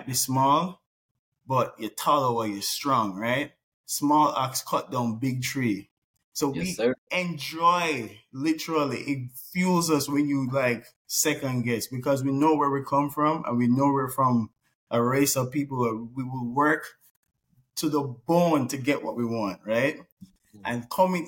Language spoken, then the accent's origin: English; Jamaica; now in United States; growing up in Jamaica, yes, it's a third world country